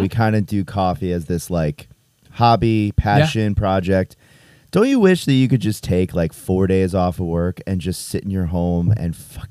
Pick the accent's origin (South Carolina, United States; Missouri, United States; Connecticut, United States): Connecticut, United States; moved away as an adult; now in Saratoga, United States; I am from Connecticut, the state of Connecticut.